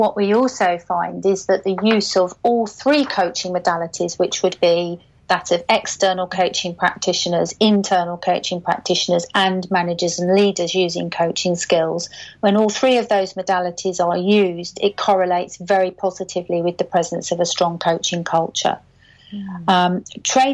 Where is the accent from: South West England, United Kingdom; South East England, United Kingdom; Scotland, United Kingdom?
South East England, United Kingdom; Caterham; my hometown a bit of an airing. It's called Caterham, and it's near Gatwick Airport.